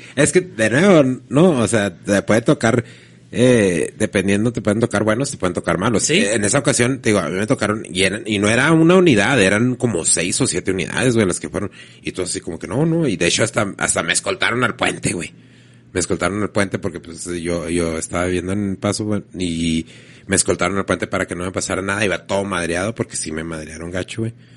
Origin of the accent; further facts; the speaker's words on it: Mexico; yo soy mexicano